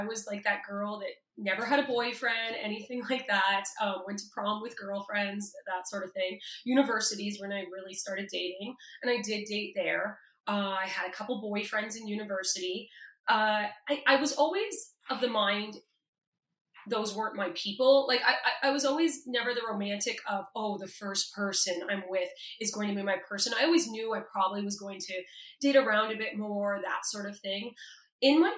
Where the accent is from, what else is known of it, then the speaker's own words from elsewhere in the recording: Toronto, Ontario, Canada; I'm from Toronto